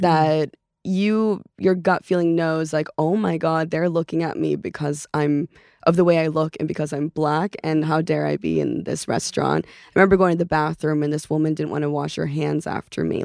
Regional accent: Los Angeles, California, United States; first language Norwegian; English is a second language; also born or lived in Oslo, Norway; I grew up in West Hills, Canoga Park area

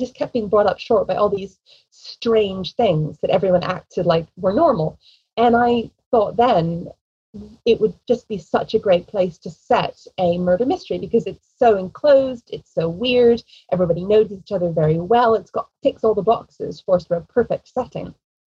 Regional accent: England, United Kingdom; accent: American; also born or lived in United States; I grew up in England. I was born in America, but I was raised very American. My mother, you know, sort of gave me all the American food, American holidays, American accent, as you can hear.

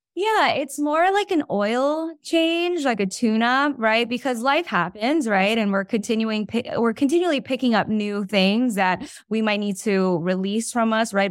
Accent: New York, United States; I'm from New York.

